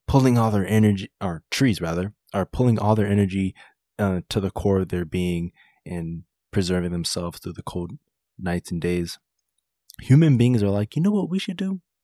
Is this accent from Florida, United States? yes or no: yes; South Florida, United States; also born or lived in Washington, D.C.; I grew up in South Florida where I am right now